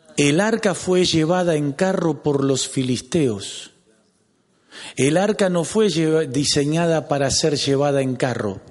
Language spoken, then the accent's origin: Spanish; Lanús, Buenos Aires Province, Argentina; ¿Y de dónde sos? De Lanús